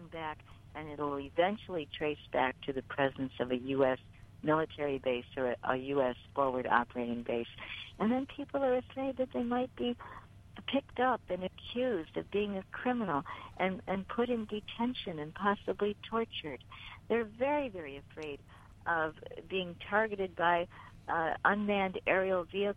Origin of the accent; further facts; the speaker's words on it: United States; I was from the United States